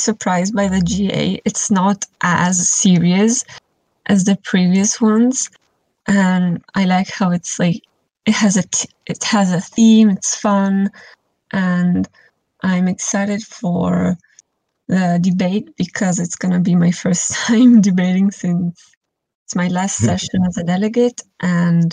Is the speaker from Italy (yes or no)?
yes; Italy; I'm from Italy.